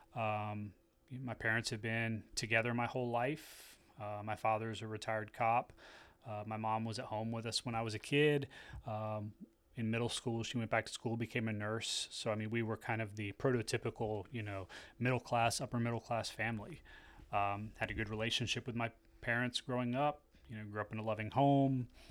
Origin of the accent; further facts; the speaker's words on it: United States; I'm an American, so I'm a Christian